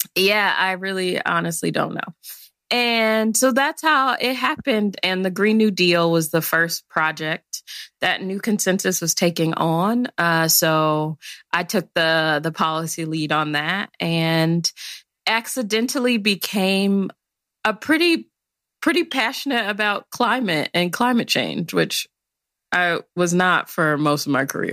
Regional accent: Chicago, Illinois, United States; I'm originally from the South Side of Chicago

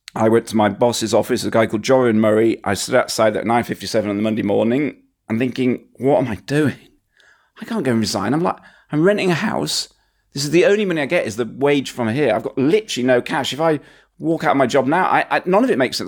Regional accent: Huddersfield, Yorkshire and the Humber, United Kingdom; I was a guy from Huddersfield.

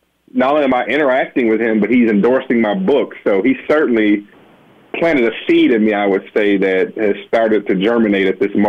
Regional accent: Benton Harbor, Michigan, United States; as a Black male myself who had hoop dreams and aspirations as a little boy growing up in Benton Harbor, Michigan

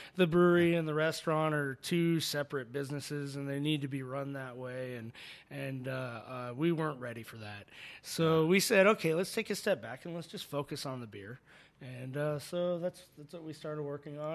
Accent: Phoenix, Arizona, United States; also born or lived in Chicago; now in Tucson, United States; I grew up in Phoenix

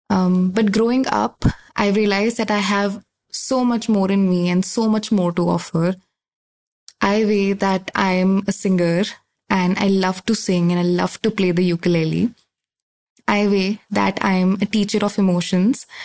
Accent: India; from India. Uh, I'm 22 years old

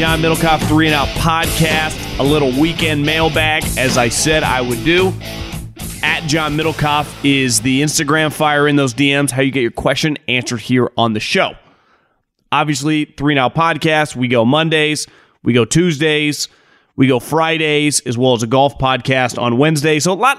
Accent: Florida, United States; I'm from South Florida, so my Dolphins could benefit from a healthier quarterback.

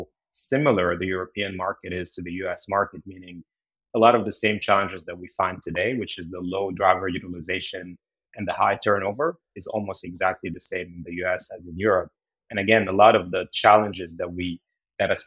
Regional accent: Beirut, Beirut Governorate, Lebanon; moved away as an adult; now in United States; I actually grew up in Beirut, Lebanon. And then I moved to the US to go to grad school.

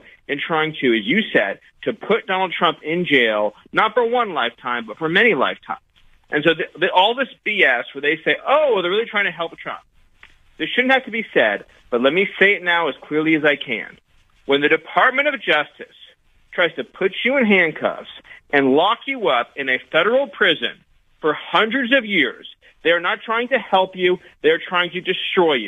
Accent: California, United States; a kid growing up in California

